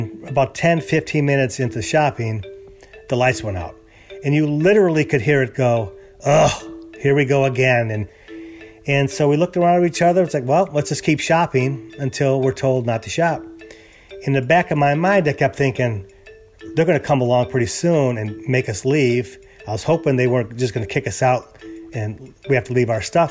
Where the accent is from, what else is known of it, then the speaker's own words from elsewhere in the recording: Chicago, Illinois, United States; moved away as an adult; also born or lived in California; now in Houston, United States; I'm originally from Chicago, and we lived there many years.